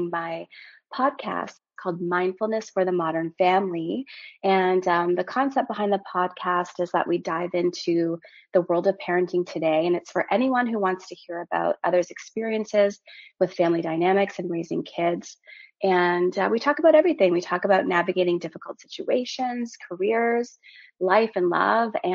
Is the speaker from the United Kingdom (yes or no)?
no; Timmins, Ontario, Canada; also born or lived in Porcupine, Ontario / Maple Ridge, British Columbia / Toronto, Ontario; I'm originally from Timmins, Ontario, which is a really small mining community in Northern Ontario. I grew up there until I was 12. And from there, I moved to British Columbia, a town called Maple Ridge